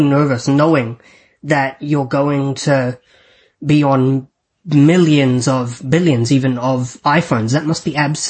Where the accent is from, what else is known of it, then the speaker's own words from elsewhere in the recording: New Zealand; I'm from New Zealand, so the time is different, but it works out well today because it's after 11 a.m. here.